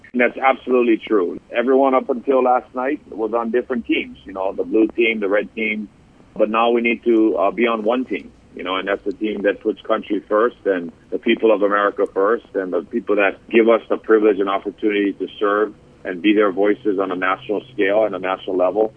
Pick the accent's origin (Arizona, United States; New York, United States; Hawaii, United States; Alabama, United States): Hawaii, United States; Hilo; I grew up in Hilo my entire life.